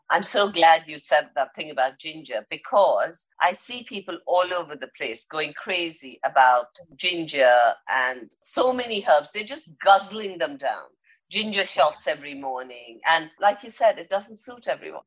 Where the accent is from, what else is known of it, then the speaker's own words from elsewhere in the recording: India; I'm Indian and we've grown up with herbs and spices